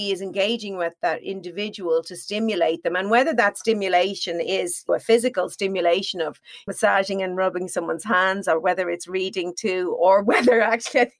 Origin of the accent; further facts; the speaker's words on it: Ireland; I'm Irish.